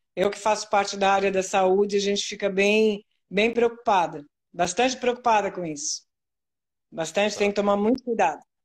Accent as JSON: {"language": "Portuguese", "region": "São Paulo", "country": "Brazil", "moved": "yes", "lives_now": "Santa Catarina, Brazil", "said": "Eu sou de São Paulo, né? Da capital de São Paulo."}